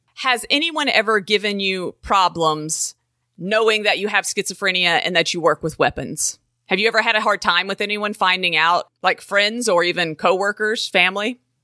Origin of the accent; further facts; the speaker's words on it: the South, United States; I am from the South